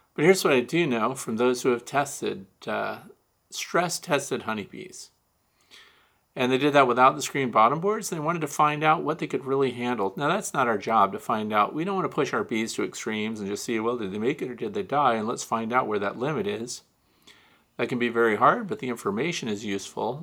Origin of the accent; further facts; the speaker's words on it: Kirkwood, Missouri, United States; moved away; I'm from Kirkwood, Missouri, originally, which is Saint Louis County